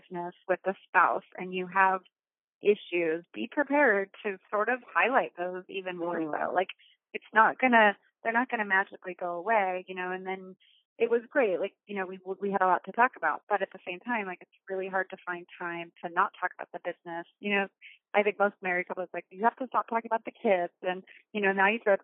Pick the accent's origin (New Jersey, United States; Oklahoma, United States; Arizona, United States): Arizona, United States; now in California, United States; when I moved to California, I grew up in Arizona, I moved to California